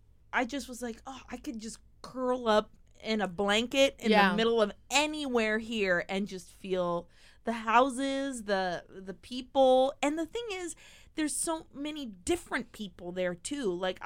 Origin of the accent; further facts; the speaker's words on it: United States; accent: American; also born or lived in England; my American accent.